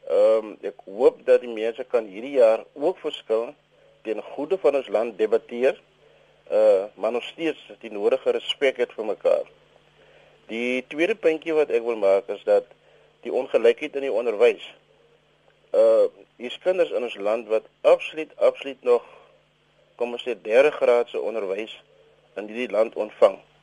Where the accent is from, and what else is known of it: South Africa